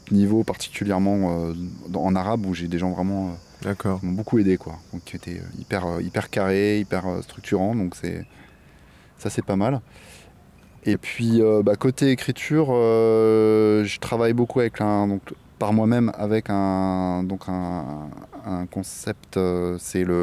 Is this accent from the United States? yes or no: no; La Ville-du-Bois, Île-de-France, France; moved away as an adult; now in Réunion, France; moi je viens de métropole, j'ai grandi en région parisienne, dans un petit village qui s'appelle la Ville du Bois.